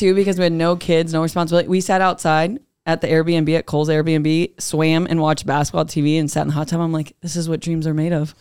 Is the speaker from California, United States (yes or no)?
no; Fort Dodge, Iowa, United States; we're from Fort Dodge